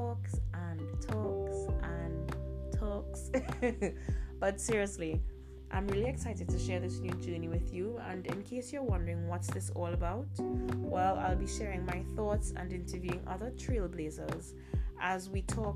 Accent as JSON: {"language": "English", "country": "Trinidad & Tobago", "said": "I'm from the Caribbean, a Caribbean millennial from Trinidad and Tobago."}